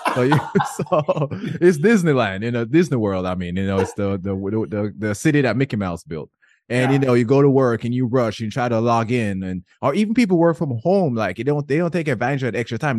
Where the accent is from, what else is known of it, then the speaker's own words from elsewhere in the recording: Jamaica; I grew up in Jamaica, men were not allowed to cry